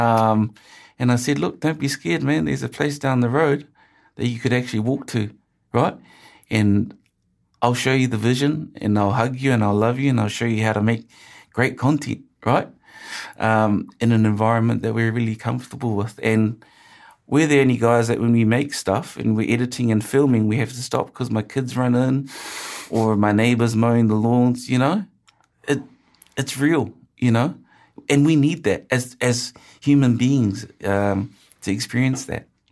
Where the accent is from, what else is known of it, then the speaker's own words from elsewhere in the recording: Auckland, New Zealand; I grew up in Ortara and my favorite show was country calendar